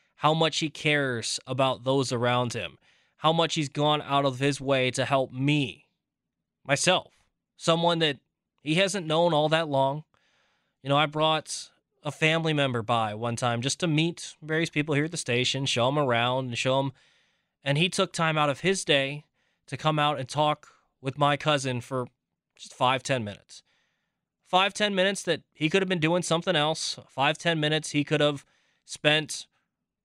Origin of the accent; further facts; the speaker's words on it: Virginia, United States; moved away as an adult; now in Wisconsin, United States; I didn't grow up in the state of Wisconsin. I grew up in Virginia